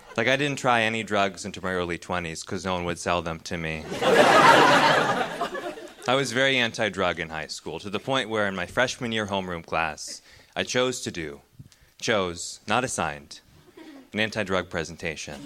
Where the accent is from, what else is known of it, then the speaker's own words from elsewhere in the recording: Pacific Northwest, United States; grew up in the Pacific Northwest